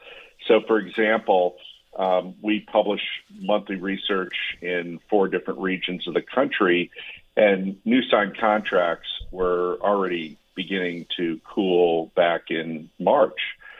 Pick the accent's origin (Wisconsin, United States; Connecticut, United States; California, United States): Connecticut, United States; this is my analogy, just using my hometown in Connecticut, my town saw 200 listings pre-pandemic